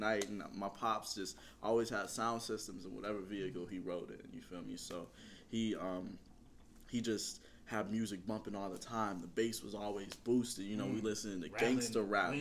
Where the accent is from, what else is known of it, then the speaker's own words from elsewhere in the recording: Indianapolis, Indiana, United States; I'm from Indianapolis, Indiana